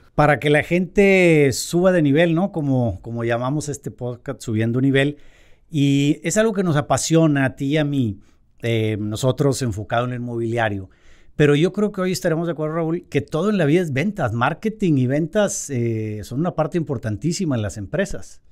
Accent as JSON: {"language": "Spanish", "country": "Mexico", "said": "aquí en México"}